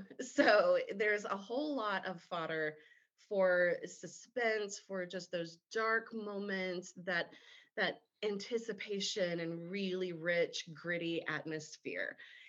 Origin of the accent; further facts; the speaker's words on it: Baton Rouge, Louisiana, United States; Louisiana, especially South Louisiana, where I grew up. I was born and raised in Baton Rouge.